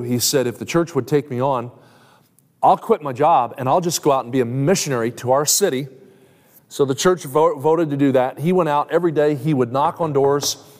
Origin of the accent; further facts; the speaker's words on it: New Jersey, United States; I grew up in South Jersey.